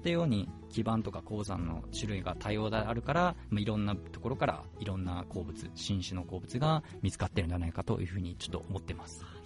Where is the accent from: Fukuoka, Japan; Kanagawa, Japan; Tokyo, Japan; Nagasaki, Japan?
Fukuoka, Japan; moved away as an adult; also born or lived in Kumamoto / Tochigi / Sapporo, Hokkaido; now in Hokkaido, Japan; 私はもともと福岡あの九州